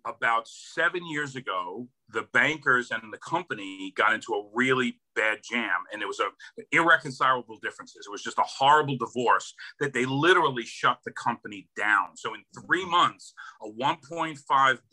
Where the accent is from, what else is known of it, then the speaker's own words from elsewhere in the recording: Hoboken, New Jersey, United States; So born and raised in New Jersey, Hoboken, New Jersey.